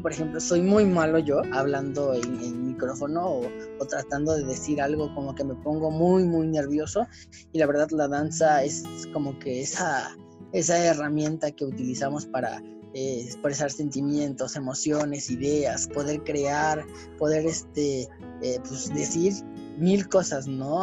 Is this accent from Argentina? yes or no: no; Mexico; nosotros como mexicanos